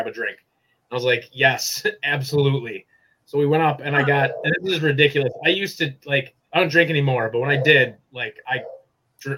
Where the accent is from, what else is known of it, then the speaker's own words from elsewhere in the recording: Wisconsin, United States; moved away as an adult; now in Illinois, United States; I lived my entire life in Wisconsin